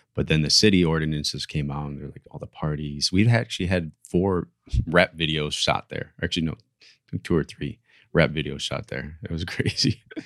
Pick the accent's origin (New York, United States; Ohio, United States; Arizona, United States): Ohio, United States; now in Miami, United States; I grew up in Ohio